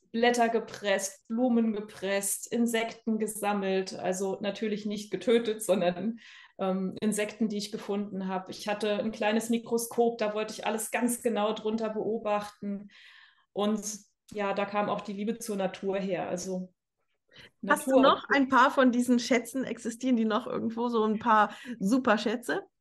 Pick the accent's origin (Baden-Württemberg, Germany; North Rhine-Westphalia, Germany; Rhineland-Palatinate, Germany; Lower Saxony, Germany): Rhineland-Palatinate, Germany; Bad Kreuznach; also born or lived in United States; Äh, in Bad Kreuznach, das ist in Rheinland-Pfalz, in der Nähe von Mainz.